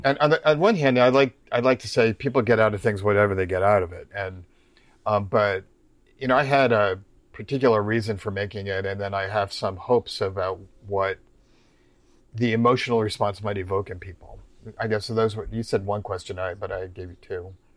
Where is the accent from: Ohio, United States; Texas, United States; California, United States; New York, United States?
New York, United States; also born or lived in Omaha, Nebraska; now in Cincinnati, United States; I'm originally from New York's, New York State